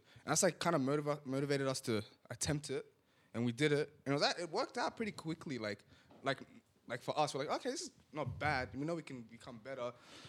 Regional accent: Canberra, Australian Capital Territory, Australia; moved away as an adult; also born or lived in Sydney; now in Melbourne, Australia; So, yeah, I was born in Sydney. He was lived in Sydney at first. Then we went to Canberra. Grew up together in Canberra. I moved to Melbourne when I was like 18.

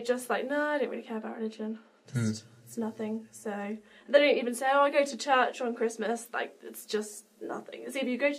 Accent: England, United Kingdom; I'm from England.

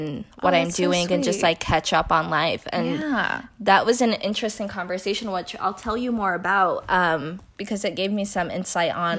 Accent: New Jersey, United States; I grew up in North Jersey as well.

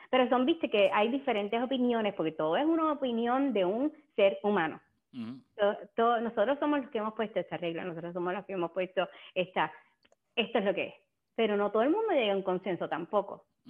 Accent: Puerto Rico; nosotros como puertorriqueños comemos un montón de lechón

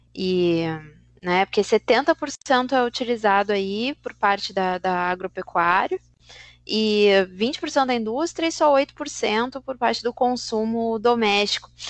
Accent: Brazil; para a gente, enquanto brasileiros

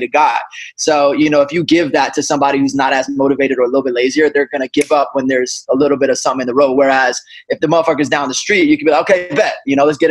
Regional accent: South Florida, United States; also born or lived in Bronx, New York / Los Angeles; now in Orlando, United States; So I'm from New York. I'm from the Bronx. Then I moved to South Florida. Pretty much my whole life lived there.

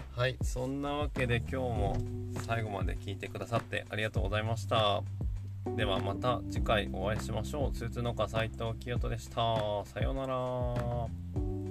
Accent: Yamagata, Japan; 僕の地元の JA 青年部農協青年部

